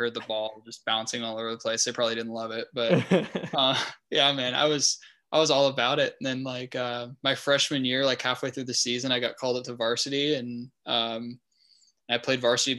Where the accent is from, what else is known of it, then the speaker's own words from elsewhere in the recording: El Cajon, California, United States; also born or lived in La Jolla; I'm from El Cajon, went to school in El Cajon, but we moved out to La Jolla like a couple years ago.